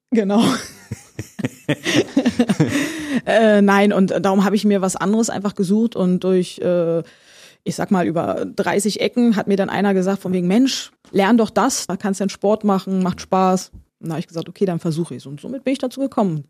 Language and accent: German; Berlin, Germany; Wir Berliner